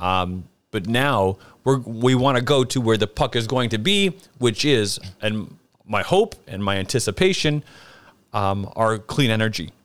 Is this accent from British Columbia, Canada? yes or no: no; Brantford, Ontario, Canada; I'm from Canada, and my hometown actually is Brantford, Ontario